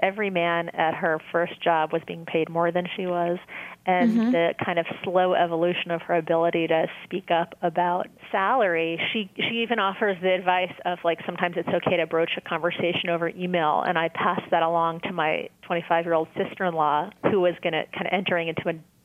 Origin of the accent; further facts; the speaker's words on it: New York, United States; now in Massachusetts, United States; I grew up in New York